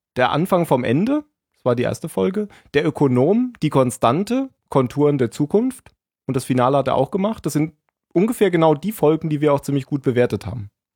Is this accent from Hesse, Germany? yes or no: yes; Hesse, Germany; also born or lived in Bavaria; now in Baden-Württemberg, Germany; Ich bin, bin geborener Hesse, gewohnter Baden-Württemberger und Arbeitsbayer